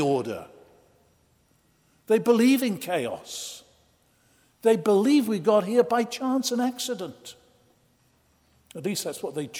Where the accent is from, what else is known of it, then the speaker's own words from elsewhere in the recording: Oxford, South East England, United Kingdom; as a lad of about 14, growing up in Oxford, England